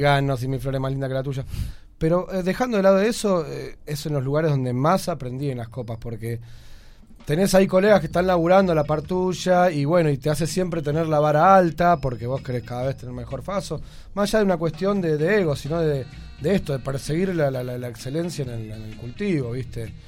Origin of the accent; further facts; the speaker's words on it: Buenos Aires, Argentina; nosotros somos pibes de Lugano